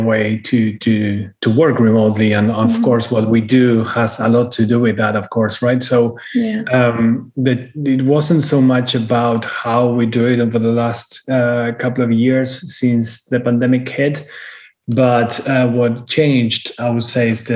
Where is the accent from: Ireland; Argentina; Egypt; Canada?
Argentina; moved away as an adult; also born or lived in United Kingdom; now in Miami, United States; born and raised in Argentina, moved to Europe when I was 30, lived in the UK for 10 years.